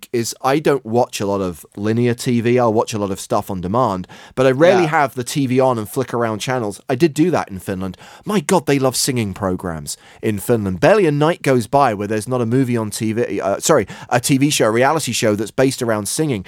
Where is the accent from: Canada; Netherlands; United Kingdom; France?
United Kingdom; moved away; in the United Kingdom, my home country